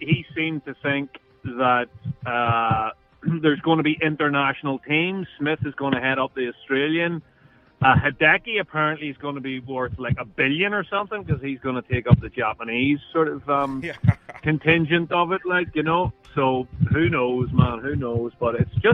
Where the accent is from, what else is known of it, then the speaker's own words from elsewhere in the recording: Belfast, Northern Ireland, United Kingdom; moved away as an adult; now in Los Angeles, United States; I'm from Belfast originally in Northern Ireland, in the north of Ireland.